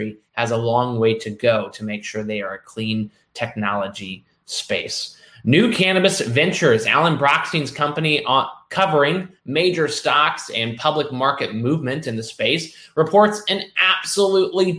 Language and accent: English; Kentucky, United States; I am a Kentuckian by birth. I love this for my home state, the bluegrass state